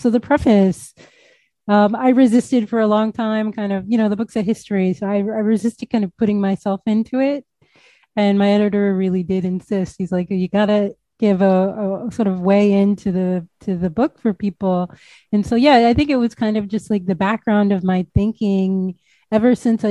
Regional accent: United States; as an American

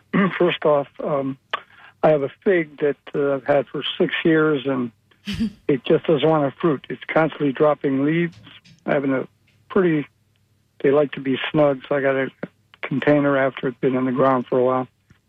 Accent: Connecticut, United States; now in Florida, United States; I come from Connecticut, and up there they grew like wheat.

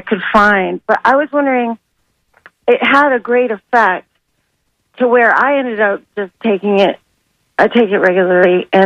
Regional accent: Sarasota, Florida, United States; I'm from Sarasota, I was born there

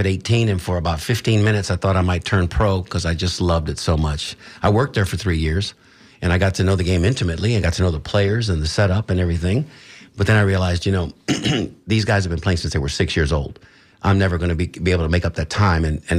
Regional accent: Tampa, Florida, United States; My father in 28. I was born in 58 and my son in 83. So that's four generations here, born and raised in Tampa.

